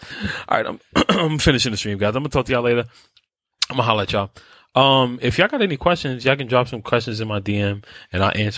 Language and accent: English; New York City, New York, United States; also born or lived in Brooklyn; I was born in New York, raised in New York. I've traveled outside of New York, but I'm from New York.